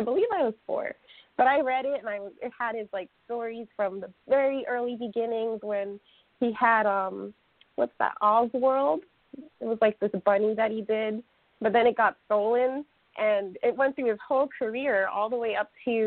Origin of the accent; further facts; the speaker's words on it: Maine, United States; also born or lived in New York; I kind of grew up more so in New England for the most part, which would be in the Maine area